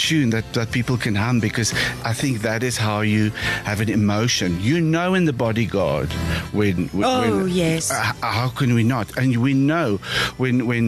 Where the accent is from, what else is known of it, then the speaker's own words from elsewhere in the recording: Free State, South Africa; I grew up in the Free State.